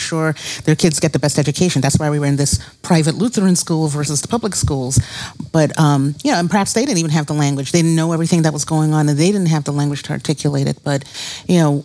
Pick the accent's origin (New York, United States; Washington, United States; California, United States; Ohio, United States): New York, United States; New York City; moved away as an adult; now in Detroit, United States; I grew up in Brooklyn, New York